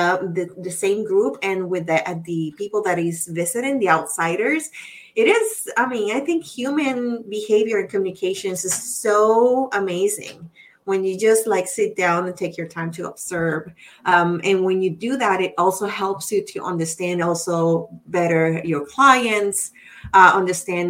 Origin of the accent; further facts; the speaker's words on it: Puerto Rico; accent: Spanish accent; English is a second language; moved away; I'm Puerto Rican